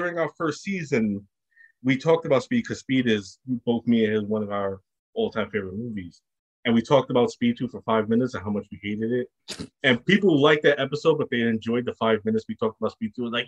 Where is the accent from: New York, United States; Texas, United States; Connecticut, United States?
New York, United States; New York City; I grew up in the Bushwick section of Brooklyn